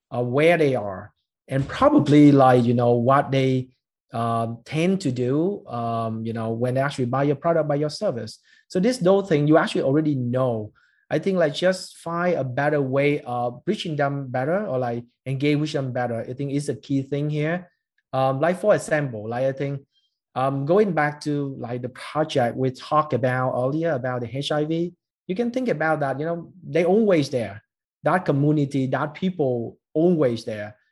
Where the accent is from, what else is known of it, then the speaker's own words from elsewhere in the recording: Ho Chi Minh City, Vietnam; we as a Vietnamese like born and raised in Saigon